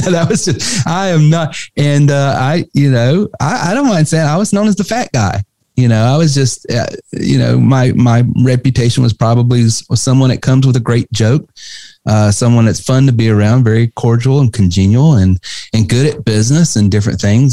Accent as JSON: {"language": "English", "region": "North Carolina", "country": "United States", "tie": "born or raised there", "said": "growing up in the Carolinas, North Carolina specifically"}